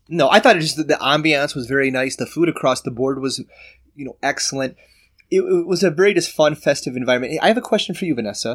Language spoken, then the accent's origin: English; Michigan, United States; we're from Michigan